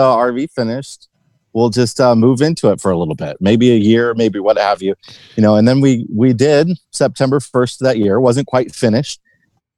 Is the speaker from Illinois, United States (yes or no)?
yes; Western Illinois, United States; moved away as an adult; also born or lived in Chicago, Illinois; now in Arizona, United States; I lived in Chicago for 16 years, but I also grew up in Western Illinois